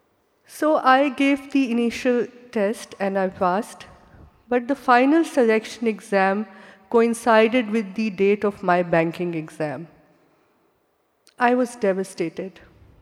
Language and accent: English; Pakistan; When I was growing up in Pakistan